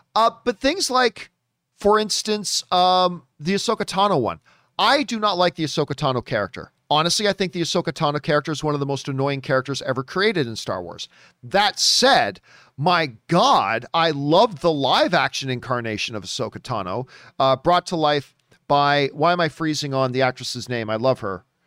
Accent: Canada; as a Canadian

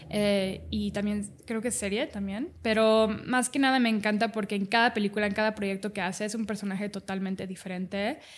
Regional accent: Dubai, United Arab Emirates; also born or lived in Cancún, Mexico; nací en Cancún y a los dos meses me fui con mi mamá em, a Dubai porque mi papá es piloto.

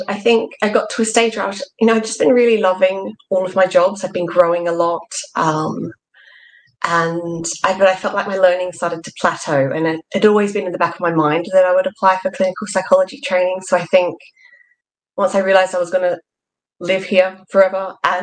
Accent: Australia; moved away as an adult; now in England; you can probably tell from my accent that I wasn't born here. I was born in Australia, and that's where I did my undergrad.

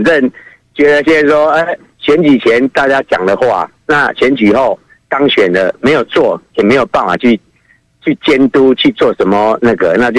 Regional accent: Kinmen County, Taiwan; now in Taipei, Taiwan

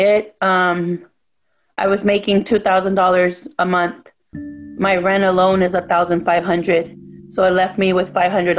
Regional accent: Tijuana, Baja California, Mexico; now in United States; You know, as an immigrant and a daughter of immigrant parents, we're from Tijuana, Mexico.

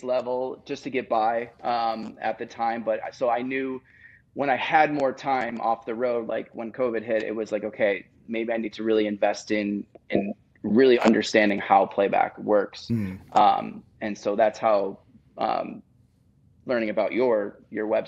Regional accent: Buffalo, New York, United States; moved away as an adult; also born or lived in Nashville; now in Los Angeles, United States; I grew up in Buffalo, New York

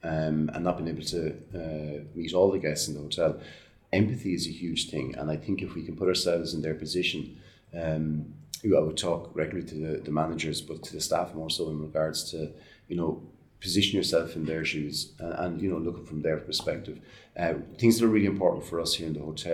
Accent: Ireland; our lives growing up in Ireland, we're well used to going around to answer our grandparents' houses

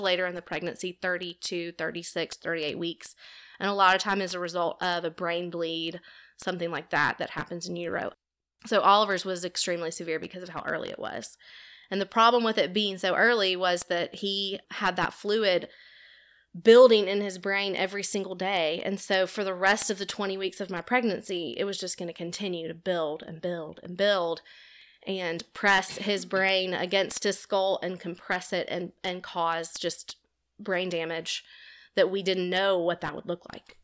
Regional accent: Homewood, Alabama, United States; also born or lived in Auburn, Alabama; I grew up here in Homewood, went to Homewood High School

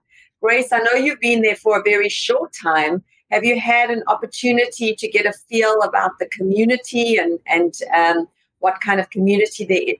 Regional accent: South Africa; moved away; I can relate to you driving on the other side of the road, Bong, because I came from South Africa.

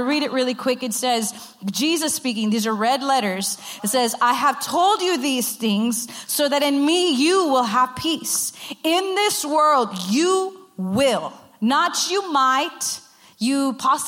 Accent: Rio Grande Valley, Texas, United States; I'm from the Rio Grande Valley

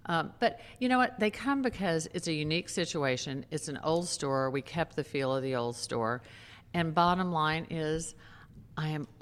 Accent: Texas, United States; also born or lived in New York City; now in Maui, United States; I grew up in Texas. I lived in New York City

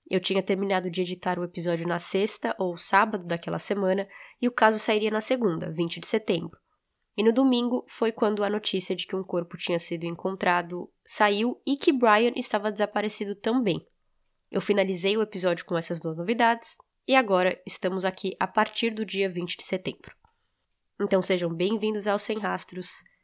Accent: Florida, United States; tínhamos passado por uma van branca com placa da Flórida, e aquilo chamou atenção porque nós também somos da Flórida e queríamos dizer oi

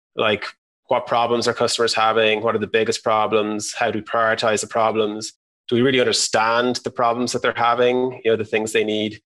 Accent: Ireland; moved away as an adult; also born or lived in San Francisco, United States; We're all from Ireland

